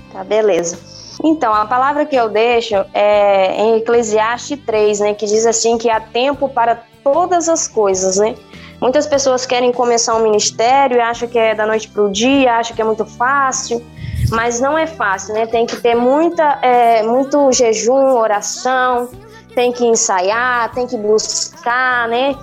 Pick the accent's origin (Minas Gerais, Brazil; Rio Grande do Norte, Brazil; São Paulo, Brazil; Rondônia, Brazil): Rondônia, Brazil; now in Matupi, Brazil; eu nasci em Rondônia, no estado de Rondônia, e vim morar aqui no estado do Amazonas.